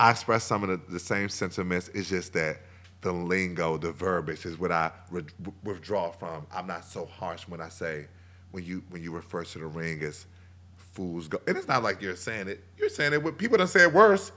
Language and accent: English; Alexandria, Virginia, United States; also born or lived in Arlington, Virginia; growing up in Alexandria